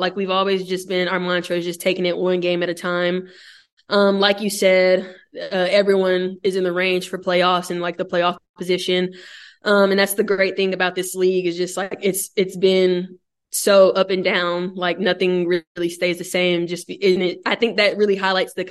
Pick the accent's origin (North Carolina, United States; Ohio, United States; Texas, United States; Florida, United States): Texas, United States; Dallas; moved away as an adult; now in Orlando, United States; I'm from Dallas